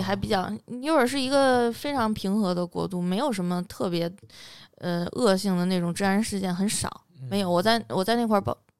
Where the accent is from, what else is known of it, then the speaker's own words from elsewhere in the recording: China; moved away as an adult; also born or lived in Nepal; 我们学校就我一个中国人